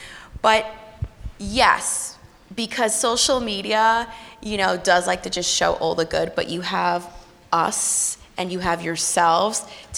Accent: New York, United States; I'm very loud on my social media and in person. I'm from New York.

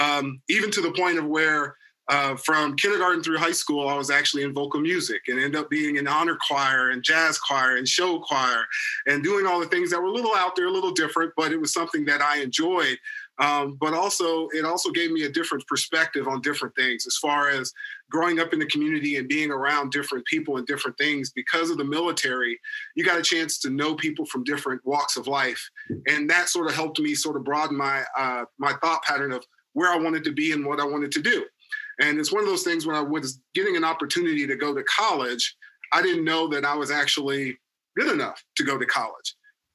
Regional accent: Lawton, Oklahoma, United States; also born or lived in Fort Riley, Kansas; I was born in Fort Riley, Kansas, believe it or not, in the Midwest, but was raised in Lawton, Oklahoma, which is Fort Sill. I'm an Army brat.

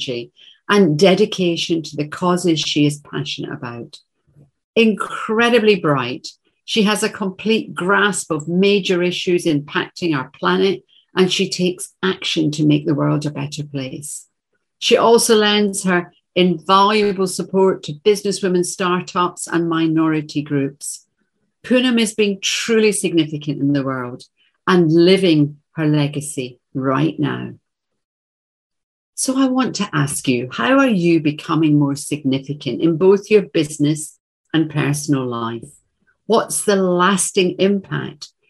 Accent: Glasgow, Scotland, United Kingdom; Russell is a short, broad Glaswegian from my hometown

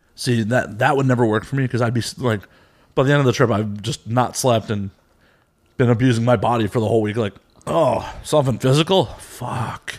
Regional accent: Chicago, Illinois, United States; now in Los Angeles, United States; I'm actually from Chicago.

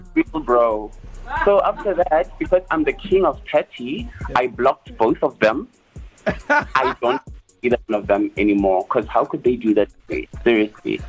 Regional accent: Polokwane, Limpopo, South Africa; now in Johannesburg, South Africa; I'm from Polokwane.

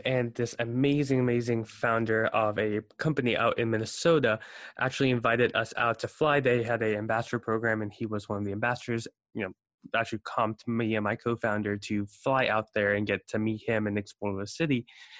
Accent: South Africa; now in United States; So I immigrated from South Africa to the States in 07. And, you know, I go with the adage that most immigrants are lawyers, doctors, or failures.

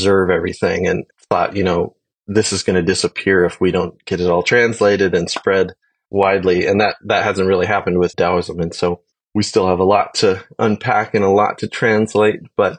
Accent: California, United States; also born or lived in Idaho; Then I grew up mostly in California and Idaho.

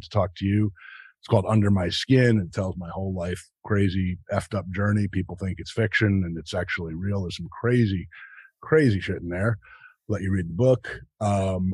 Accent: United States; I'm from New Jersey, New York

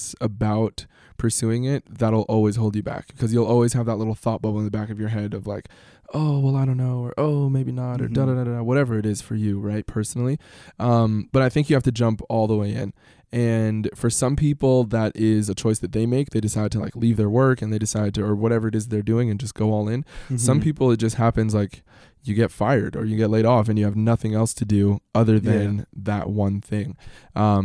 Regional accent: Salt Lake City, Utah, United States; my sister and I were born here in the States

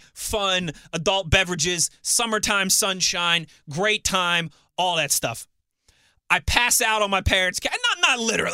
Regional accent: Pittsburgh, Pennsylvania, United States; also born or lived in Youngstown, Ohio / Philadelphia; I worked in Philadelphia for WIP, which is the Eagles and the Phillies radio station, for 3 years before getting this job back here in my hometown and moving back to Pittsburgh. I moved to Philadelphia the day of the Pittsburgh Penguins 2016 Stanley Cup Parade

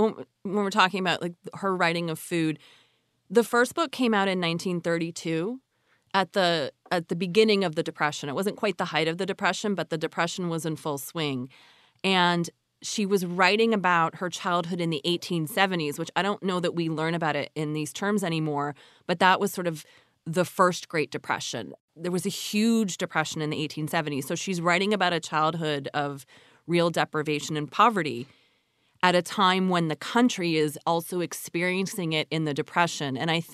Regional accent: Canada; of course, they are not native. I grew up in Canada.

